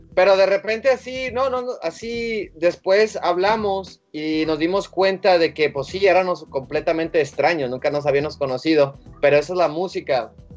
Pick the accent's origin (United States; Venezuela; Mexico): Mexico; somos mexicanos y, latinos